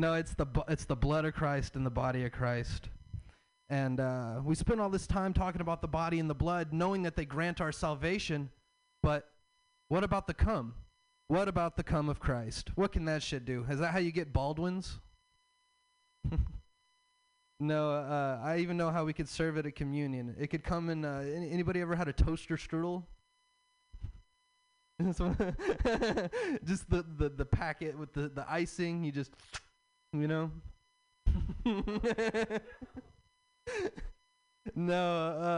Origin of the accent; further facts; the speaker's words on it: the South, United States; I'm from the South. I have a Southern